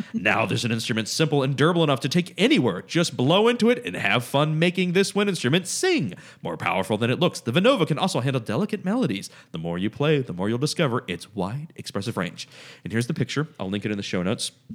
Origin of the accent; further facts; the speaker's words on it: United States; I'm an American.